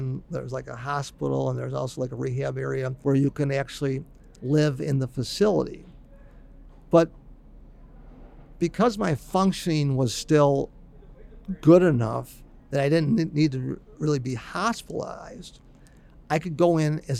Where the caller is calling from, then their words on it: Buffalo, New York, United States; here I am calling from Buffalo.